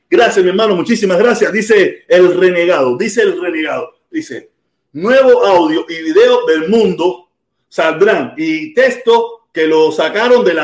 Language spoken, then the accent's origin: Spanish; Havana, Cuba; Yo soy de La Habana, caballero. Esto no, no, que sea del campo es problema de ellos, yo no tengo culpa de eso.